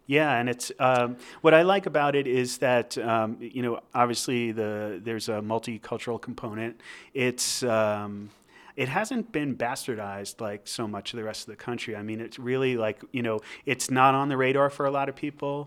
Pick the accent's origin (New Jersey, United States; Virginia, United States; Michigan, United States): New Jersey, United States; moved away as an adult; now in Albuquerque, United States; I grew up in New Jersey, um, and I was there until I was twenty-six years old.